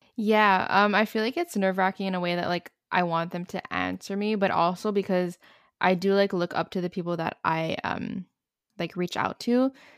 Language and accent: English; Montreal, Quebec, Canada; I'm from Montreal, Canada